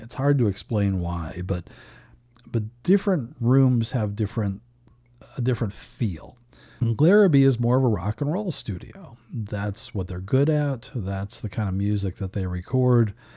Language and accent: English; United States; I'm an American